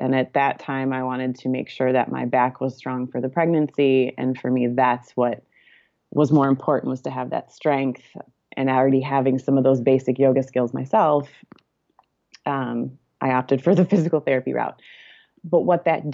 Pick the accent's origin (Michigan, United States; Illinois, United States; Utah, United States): Michigan, United States; now in California, United States; my husband and I live in California, but we are both from Michigan